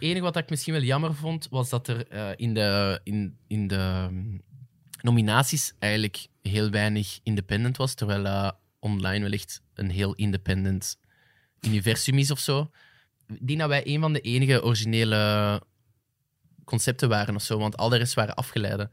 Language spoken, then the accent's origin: Dutch; Flanders, Belgium; als Vlamingen